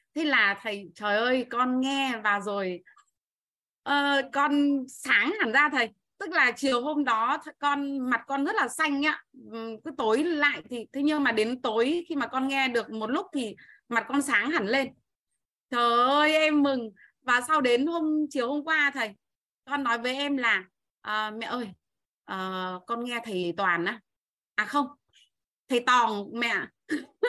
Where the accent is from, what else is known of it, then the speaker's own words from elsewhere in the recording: Bac Ninh, Vietnam; em đến từ Bắc Ninh